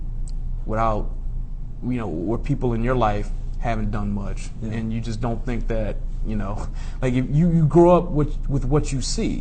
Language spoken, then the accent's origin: English; Detroit, Michigan, United States; I grew up in Detroit.